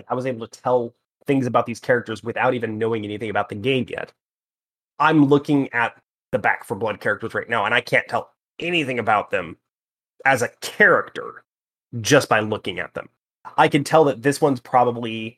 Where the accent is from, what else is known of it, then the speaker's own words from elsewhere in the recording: the South, United States; I'm from the South